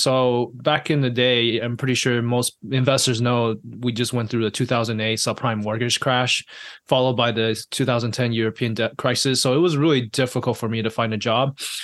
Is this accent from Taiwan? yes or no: yes; Taiwan; moved away; also born or lived in I'm originally from Taiwan.; I was born and raised in Taiwan